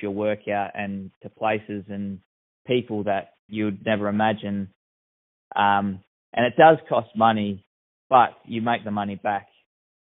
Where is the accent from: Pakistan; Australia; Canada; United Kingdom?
Australia; Narembeen, Western Australia; also born or lived in Bruce Rock / Perth; I have a draft horse and a hawk in Narrabeen, which is my hometown.